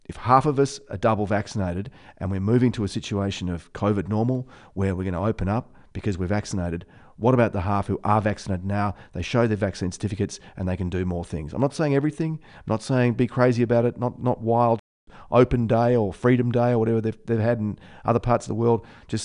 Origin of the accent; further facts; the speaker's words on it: Melbourne, Victoria, Australia; born and bred in Melbourne, lived here all my life, love the place, love the people, lots of family and deep connection over many generations.